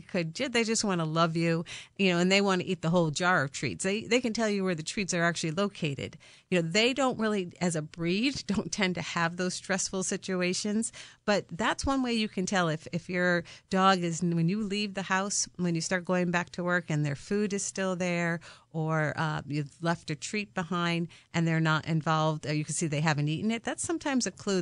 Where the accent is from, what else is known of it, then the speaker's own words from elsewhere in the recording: Connecticut, United States; I'm a Connecticut native.